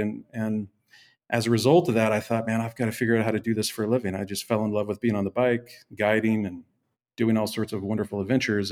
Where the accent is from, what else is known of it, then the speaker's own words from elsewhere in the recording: Seattle, Washington, United States; moved away as an adult; also born or lived in Mill Valley; I'm from the Northwest, uh, Seattle is where I would call home. Um, lived my first thirty, thirty-five years, um, in the Seattle metro area